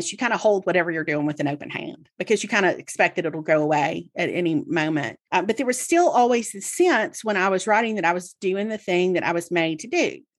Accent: the South, United States; as somebody who was born and raised in the South, I have a certain degree of false humility that's just like embedded in me, right?

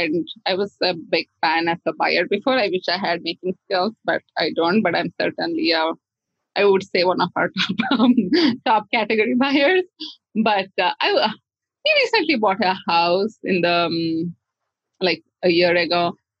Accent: India; I saw this artwork by a seller in India, and I grew up in India

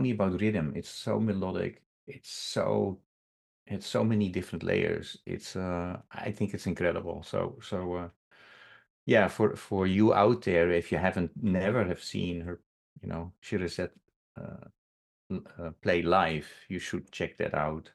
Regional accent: Netherlands; moved away; I lived abroad, so I'm originally from the Netherlands

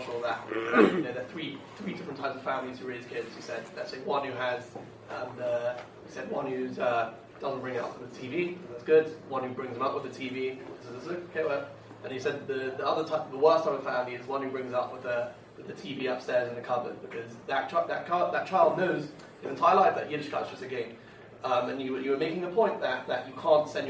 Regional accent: London, United Kingdom; I come from London

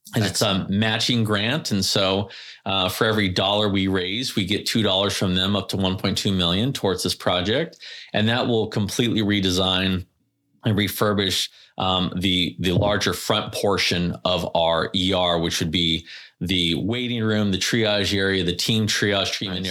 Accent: California, United States; I'm very Californian. I grew up in a surfing family.

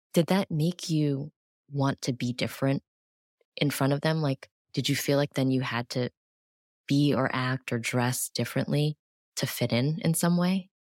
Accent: New York City, New York, United States; I was born and raised in New York City

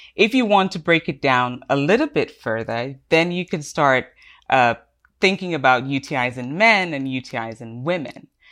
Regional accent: Cameroon; also born or lived in United Kingdom; now in United States; I'm originally from Cameroon

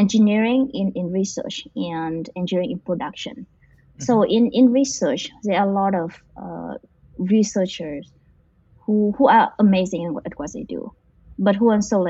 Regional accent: Vietnam; now in United States; I come from a village in Vietnam

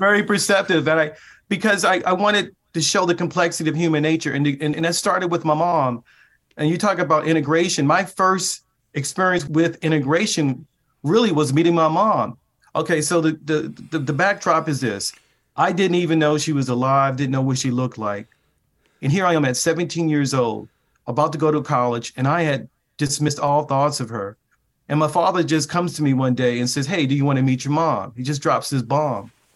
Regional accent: Baltimore, Maryland, United States; moved away; my hometown of Baltimore, Maryland, that took literally inside the neighborhood where I grew up.

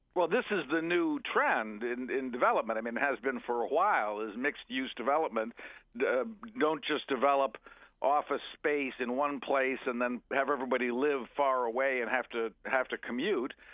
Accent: Montgomery County, Maryland, United States; I grew up in Montgomery County, which is right next to Prince George's County, Maryland

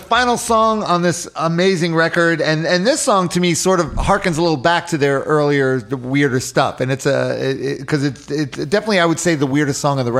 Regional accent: New York City, New York, United States; I'm from New York. I'm from Queens.

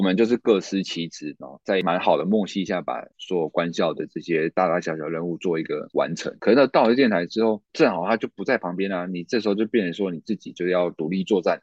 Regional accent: Taichung, Taiwan; 因为我是住台中，那嗯。清水高中算是成绩还不错的一个高中嗯。那我，我的成绩是能够上台中二中的，但是因为台中二中离我老家无期太远了

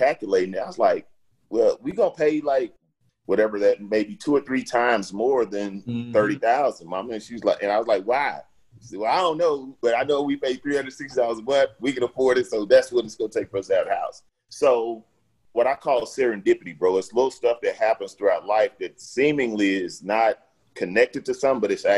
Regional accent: Houston, Texas, United States; I grew up in Fifth Ward in Houston

